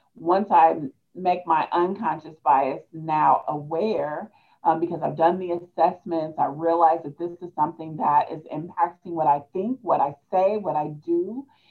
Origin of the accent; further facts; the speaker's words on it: Hannibal, Missouri, United States; also born or lived in Peoria, Illinois; now in Columbia, United States; I am from Peoria, Illinois, um, but the bulk of my childhood, I grew up in Hannibal, Missouri